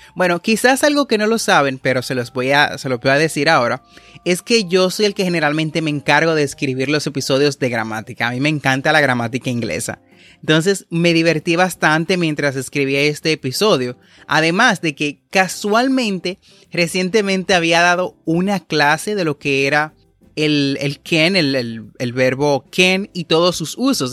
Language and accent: Spanish; Dominican Republic; como decimos en mi país